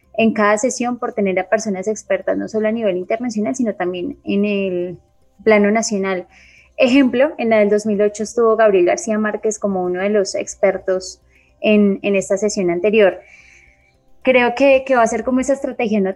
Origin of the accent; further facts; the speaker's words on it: Colombia; pueblo colombiano